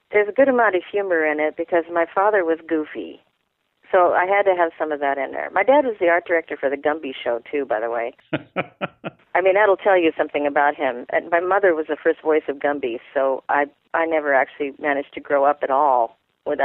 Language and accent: English; Vashon, Washington, United States; I grew up on Vashon.